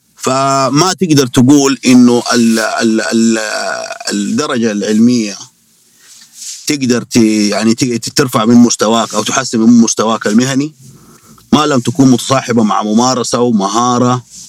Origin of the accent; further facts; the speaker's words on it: Saudi Arabia; عندنا في السعودية